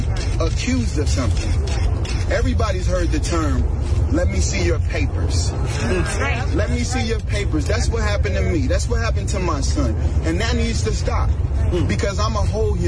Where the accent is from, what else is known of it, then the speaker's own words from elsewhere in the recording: Ferguson, Missouri, United States; I come from Ferguson, and this has been my passport.